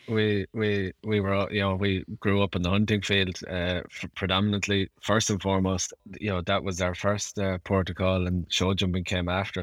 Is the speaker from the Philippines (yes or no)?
no; Ireland; being Irish